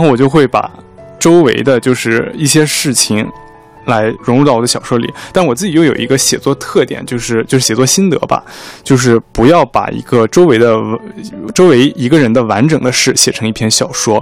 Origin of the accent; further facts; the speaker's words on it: Tacheng, Xinjiang, China; moved away; 我的家乡是就是新疆塔城